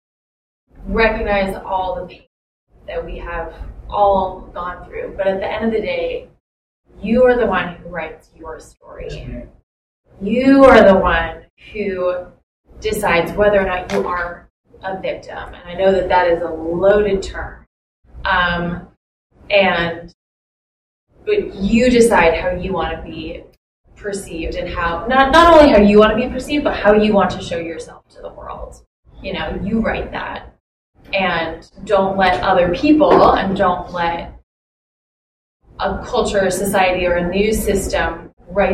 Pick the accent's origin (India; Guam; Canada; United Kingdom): India; moved away as an adult; now in New York, United States; I was born and brought up in India